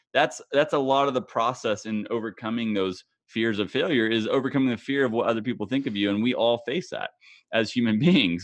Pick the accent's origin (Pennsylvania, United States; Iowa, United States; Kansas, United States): Kansas, United States; my home state of Kansas